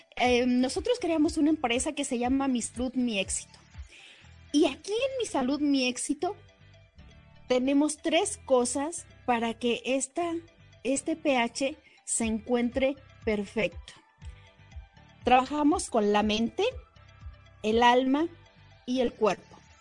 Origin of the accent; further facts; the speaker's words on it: Mexico; Nuestra cultura mexicana